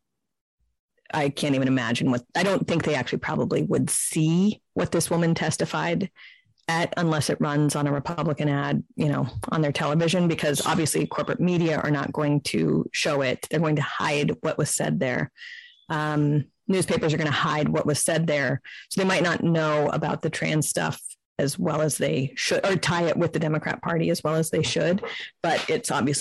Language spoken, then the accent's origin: English; Central Valley, California, United States; moved away; I grew up in the Central Valley, which is, you know, incredibly rural